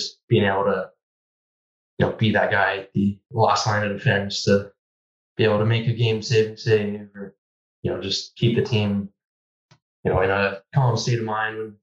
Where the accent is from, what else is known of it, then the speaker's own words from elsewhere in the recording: Vancouver, British Columbia, Canada; growing up in Vancouver